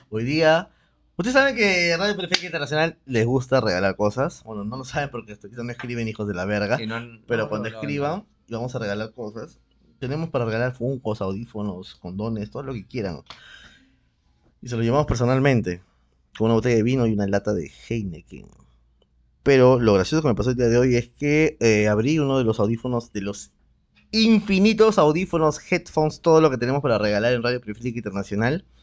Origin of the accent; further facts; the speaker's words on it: Lima, Peru; Soy de Lima